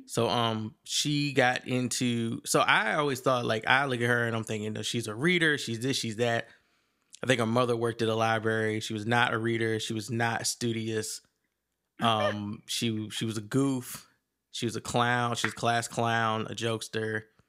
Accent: Virginia, United States; I'm from Virginia

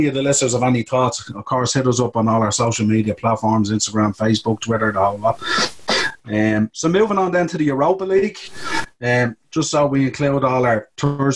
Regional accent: Ireland; as being Irish

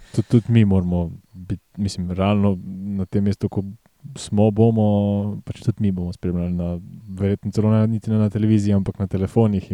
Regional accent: Slovenia; Slovenci smo

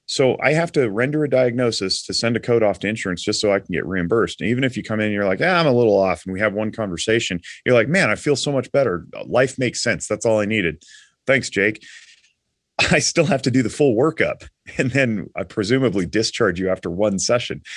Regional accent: Nevada, United States; also born or lived in Reno, Nevada; I am from Nevada, I'm fifth generation

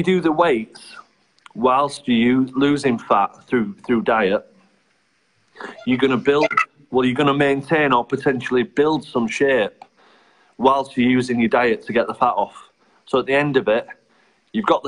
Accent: Bradford, Yorkshire and the Humber, United Kingdom; I'm from Bradford originally

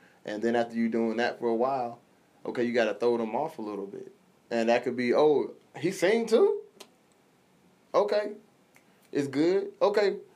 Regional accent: Decatur, Illinois, United States; I'm from Decatur, Illinois. Not a lot of exposure. We don't get stuff like that, you know.

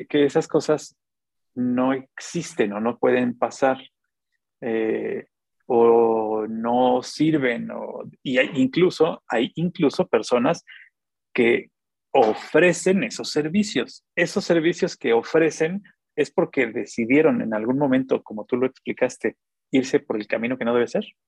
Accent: Xalapa, Veracruz, Mexico; yo soy jalapeño, ¿no? Pero yo, soy más, yo soy más veracruzano que, los voladores de Papantla

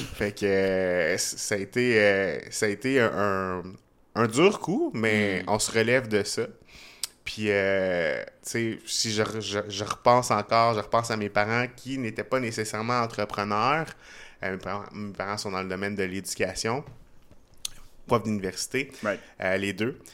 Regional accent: Trois-Rivières, Quebec, Canada; now in Montreal, Canada; je suis né à Montréal, j'ai grandi à Trois-Rivières, je suis resté pendant 10 euh, ans à peu près à Québec

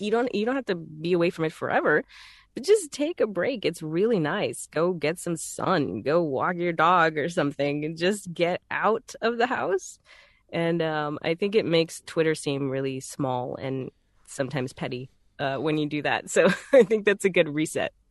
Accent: Texas, United States; accent: Southern; I'm from Texas, so th, that accent is very native

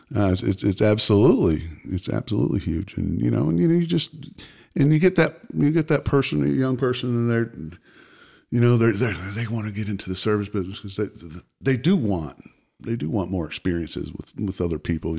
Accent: Pensacola, Florida, United States; also born or lived in St. Louis, Missouri; I was born in St. Louis. Don't remember it because moved moved away shortly. Grew up. My, my childhood was in Pensacola, Florida.

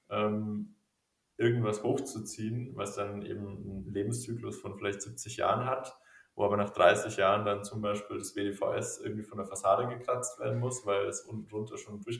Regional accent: Regensburg, Bavaria, Germany; ich musste immer an meine Heimat denken, an Regensburg.

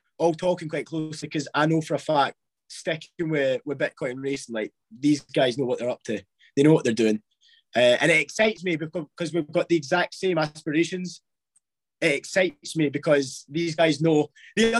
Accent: Scotland, United Kingdom; accent: Scottish; I was raised in Scotland. My mum's from El Salvador.

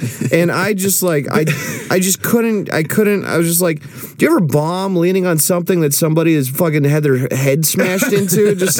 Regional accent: Tulare, California, United States; I was born in Tulare, baby.

